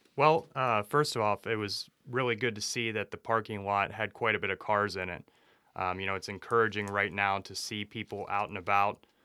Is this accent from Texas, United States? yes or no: no; Youngstown, Ohio, United States; I grew up around in Youngstown, Ohio